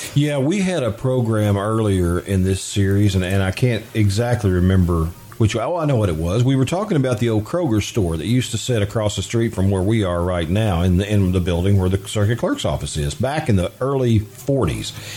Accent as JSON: {"language": "English", "area": "Union Mill, Jessamine County", "region": "Kentucky", "country": "United States", "tie": "born or raised there", "said": "I grew up in the Union Mill area, and it was Stenett's Grocery."}